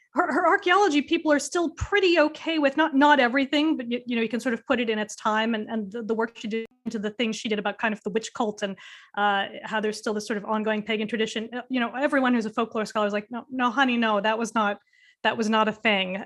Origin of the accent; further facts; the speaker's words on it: United States; moved away as an adult; now in United Kingdom; as an American